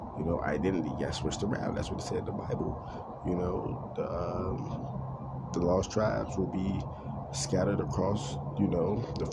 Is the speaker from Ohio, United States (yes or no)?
no; Harvey, Illinois, United States; now in West Coast, United States; I'm from Chicago, you know what I'm saying, Harvey, Illinois, to be exact